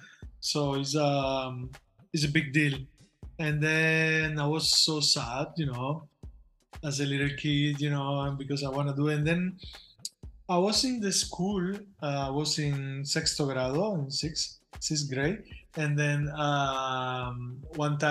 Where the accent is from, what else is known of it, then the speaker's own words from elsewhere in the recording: Manatí, Las Tunas, Cuba; moved away; also born or lived in Havana; I'm from Manatee, Las Tunas. It's a very small town in the south of Cuba, in Oriente